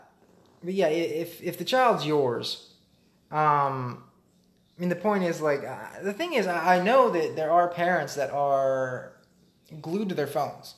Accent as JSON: {"language": "English", "region": "Arizona", "country": "United States", "said": "we're from Arizona"}